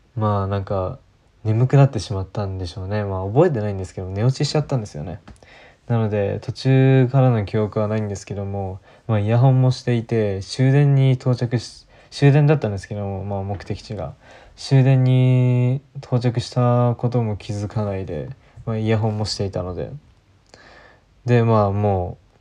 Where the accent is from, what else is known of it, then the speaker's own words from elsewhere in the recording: Japan; 日本に生まれている自分